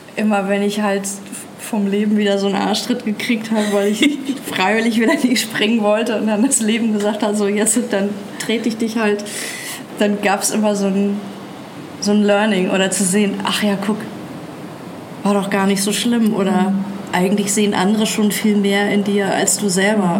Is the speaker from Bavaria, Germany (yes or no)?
yes; Nuremberg, Bavaria, Germany; ich bin in Nürnberg aufgewachsen